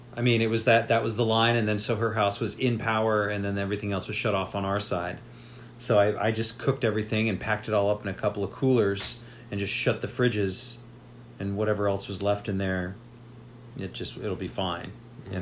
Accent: Las Vegas, Nevada, United States; when I grew up in Las Vegas, there were these huge swaths of desert throughout the city

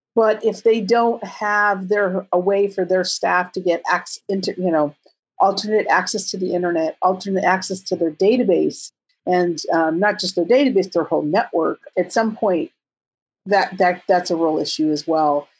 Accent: California, United States; I'm from California

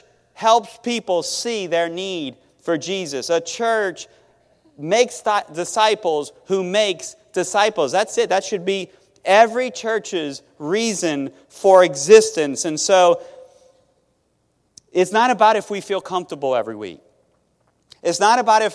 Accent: Metairie, Louisiana, United States; also born or lived in Thibodaux, Louisiana / Mississippi; I'm from Metairie

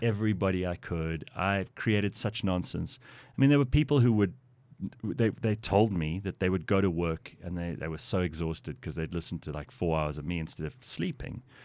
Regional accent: South Africa; I consider myself to be lucky to have been born here. This is, this is a lovely place to live

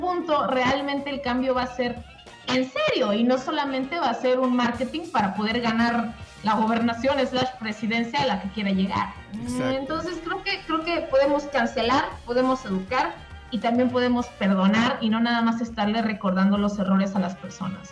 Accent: Monterrey, Nuevo León, Mexico; moved away; yo crecí en Monterrey, yo soy de Monterrey

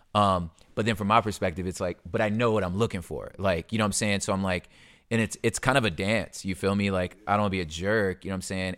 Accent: California, United States; I'm from California

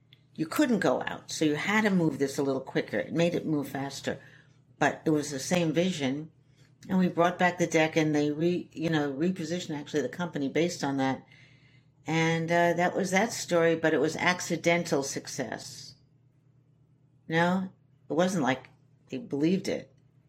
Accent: Shanghai, China; also born or lived in New York City, United States; I come from a very, kind of rough background, the East Village. I'm sixth generation New Yorker. I was brought up in Shanghai because my father was head of the CID in Shanghai, which is like the CIA.

